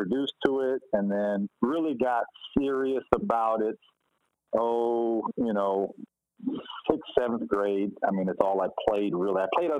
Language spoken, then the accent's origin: English; San Jose, California, United States; I'm from San Jose, California.